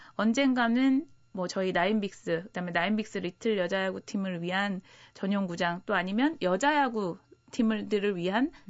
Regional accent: Daejeon, South Korea; 제가 또 고향이 대전이다 보니까

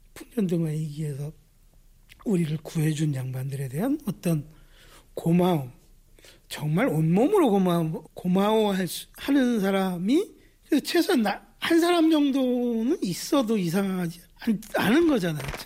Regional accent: Chuncheon, Gangwon, South Korea; 제 고향이 춘천인데

